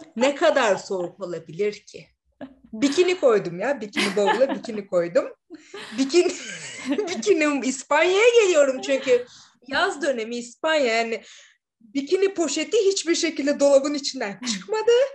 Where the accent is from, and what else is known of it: İzmir, Turkey; moved away as an adult; also born or lived in Istanbul; now in Madrid, Spain